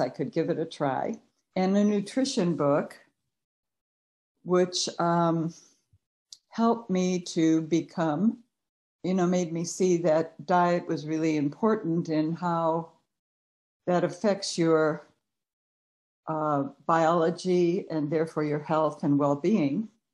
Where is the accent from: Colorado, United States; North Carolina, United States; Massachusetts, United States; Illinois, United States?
Illinois, United States; Chicago; moved away as an adult; also born or lived in Cleveland, Ohio / Peoria, Illinois; now in California, United States; I was born in Cleveland, Ohio, and then my parents moved uh due to job moving to Chicago. So um and so I went to uh, school there